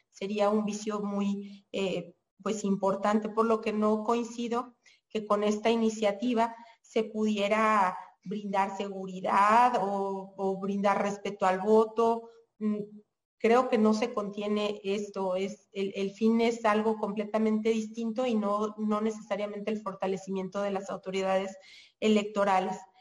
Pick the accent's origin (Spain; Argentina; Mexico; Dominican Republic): Mexico